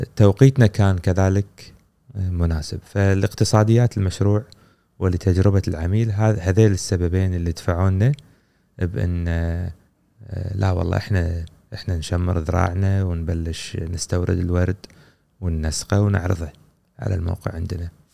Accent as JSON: {"language": "Arabic", "country": "Kuwait", "said": "عندنا في الكويت"}